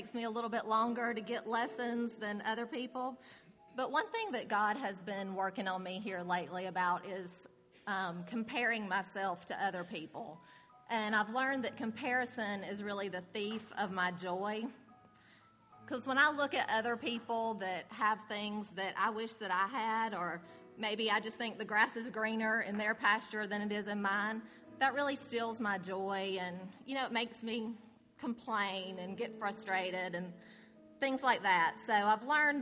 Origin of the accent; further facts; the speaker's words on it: Bremen, Georgia, United States; I was raised in Bremen